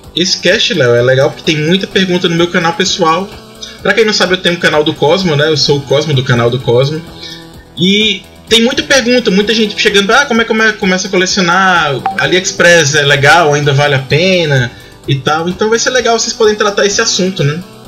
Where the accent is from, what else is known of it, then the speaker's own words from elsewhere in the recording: Ceará, Brazil; eu sou do Ceará